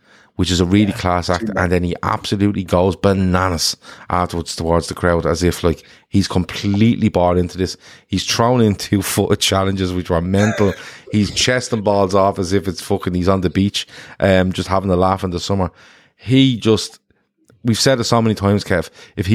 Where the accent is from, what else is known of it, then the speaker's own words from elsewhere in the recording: Ireland; we're all Irish